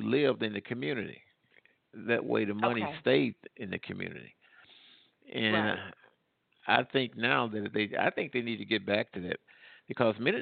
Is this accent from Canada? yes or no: no; Midwest, United States; also born or lived in the South (US); now in Southern United States; I grew up in the Midwest